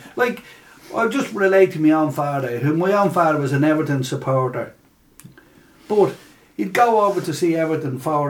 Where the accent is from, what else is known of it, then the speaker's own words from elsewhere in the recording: Dublin, Leinster, Ireland; also born or lived in Drimnagh, Dublin; I was from James Street originally